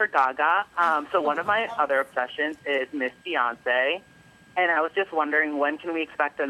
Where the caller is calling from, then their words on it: Westborough, Massachusetts, United States; I'm calling from Westboro, Massachusetts.